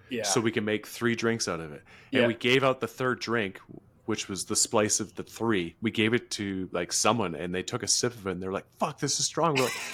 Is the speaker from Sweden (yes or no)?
no; Canada; I'm Canadian, I can still shower in cold water.